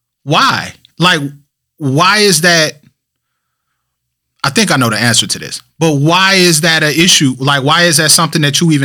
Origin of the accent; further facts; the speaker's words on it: Flint, Michigan, United States; also born or lived in Westland, Michigan / Southfield, Michigan / Farmington Hills, Michigan; I lived in Westland. I lived in Southfield. I lived in Farmington Hills. I've never claimed that I was from Detroit. I've always been the guy from Flint.